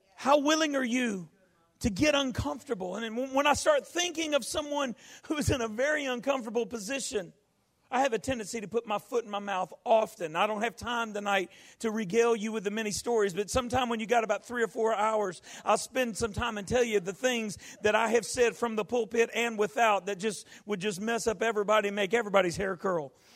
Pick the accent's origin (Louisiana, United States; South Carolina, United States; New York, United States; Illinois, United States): Louisiana, United States; Baton Rouge; now in New Orleans, United States; It's good to be back home in my hometown